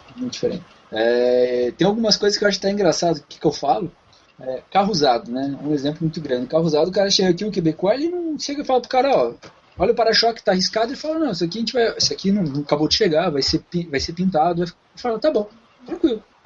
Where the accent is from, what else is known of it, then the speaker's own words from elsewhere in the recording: Curitiba, Paraná, Brazil; moved away as an adult; now in Canada; eu venho de Curitiba, meu pai tem, teve uma loja de carro durante muitos anos